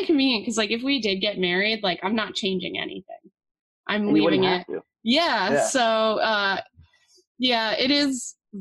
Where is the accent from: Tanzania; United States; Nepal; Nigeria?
United States; East Stroudsburg, Pennsylvania; now in Philadelphia, United States; I'm from East Stroudsburg